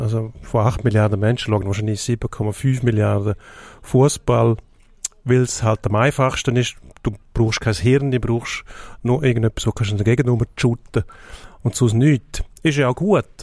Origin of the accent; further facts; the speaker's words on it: Switzerland; Jetzt, jetzt sind wir Schweizer